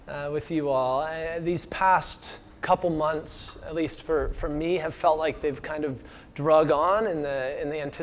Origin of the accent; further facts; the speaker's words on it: Washington, United States; moved away; I'm from Washington State